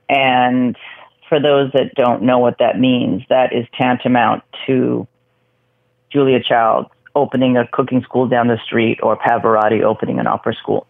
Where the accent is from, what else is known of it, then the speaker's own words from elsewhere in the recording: Vancouver, British Columbia, Canada; moved away; also born or lived in New York; I grew up in Vancouver